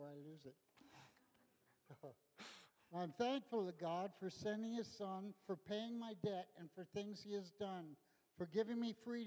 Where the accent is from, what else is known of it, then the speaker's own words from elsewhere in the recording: Los Angeles, California, United States; I grew up in Los Angeles in the 60s.